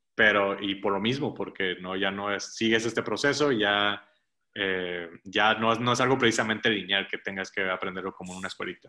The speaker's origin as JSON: {"language": "Spanish", "town": "Ciudad Mante", "region": "Tamaulipas", "country": "Mexico", "tie": "born or raised there", "moved": "as an adult", "lives_now": "Monterrey, Mexico", "said": "en, Mante, que es de donde yo soy, nunca se hace, como que no se celebraba Halloween"}